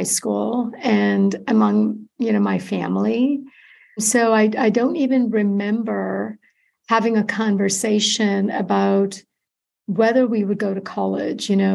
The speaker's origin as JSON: {"language": "English", "region": "Kerala", "country": "India", "tie": "born or raised there", "also_born_or_lived": "Bakersfield, United States", "moved": "yes", "lives_now": "United States", "said": "I grew up in Kerala, India, which is a coastal region, southwestern tip of the subcontinent."}